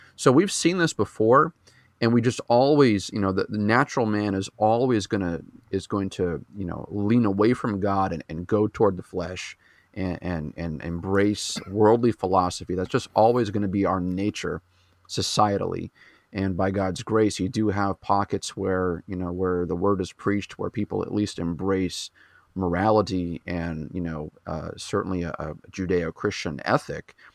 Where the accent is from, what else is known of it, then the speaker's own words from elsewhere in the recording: New Hampshire, United States; I was born and raised in New Hampshire, so I'm, I'm a New Englander at heart. I've been up here for my whole life